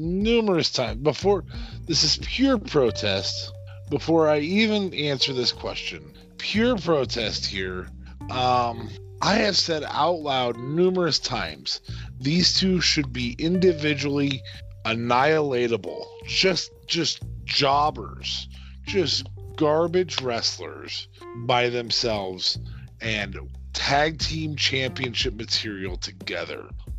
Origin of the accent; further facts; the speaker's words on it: Canada; Not the same. I'm Canadian. It's different.